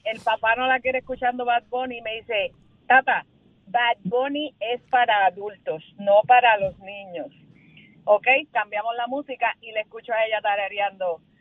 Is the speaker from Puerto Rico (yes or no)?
yes; Puerto Rico; also born or lived in Dominican Republic; now in United States; Yo soy así dominicana y criada en Puerto Rico